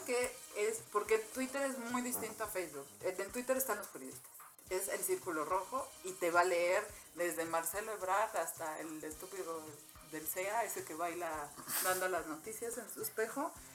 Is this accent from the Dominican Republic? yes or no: no; Mexico; nuestro país